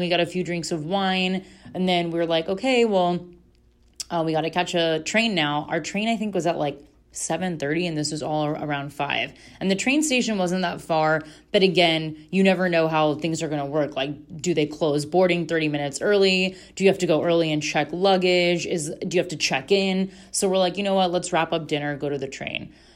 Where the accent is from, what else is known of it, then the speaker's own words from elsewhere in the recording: Florida, United States; we're from Florida, and my mom's Puerto Rican